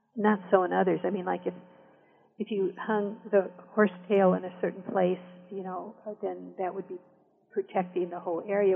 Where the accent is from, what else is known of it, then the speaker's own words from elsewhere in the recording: southern Black Hills of South Dakota, United States; also born or lived in Rosebud Indian Reservation, South Dakota; So I also grew up in the southern Black Hills of South Dakota.